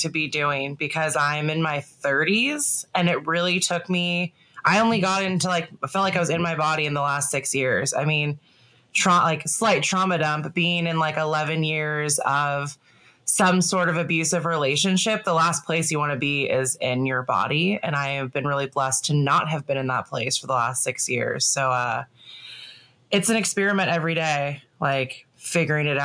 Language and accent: English; Northern California, United States; I'm from Northern California, born and raised, still here